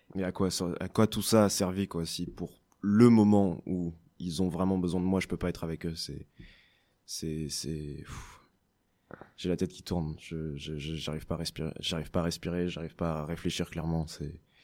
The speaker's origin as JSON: {"language": "French", "town": "Paris", "region": "Île-de-France", "country": "France", "said": "je viens de Paris"}